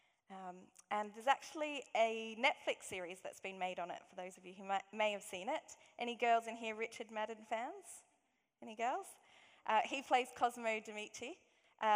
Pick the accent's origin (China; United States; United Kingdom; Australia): Australia; accent: Aussie; moved away; my Aussie accent.